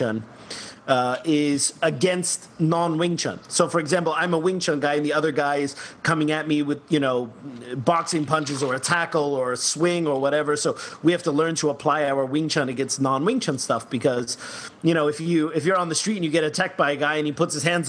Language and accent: English; New Jersey, United States; also born or lived in Germany; I'm half German, I'm half Cuban, but I grew up in Jersey